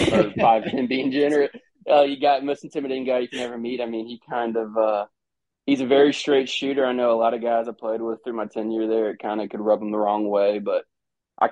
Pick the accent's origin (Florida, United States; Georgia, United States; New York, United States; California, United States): Florida, United States; Orlando; moved away as an adult; also born or lived in Oxford, Mississippi; I was from Orlando.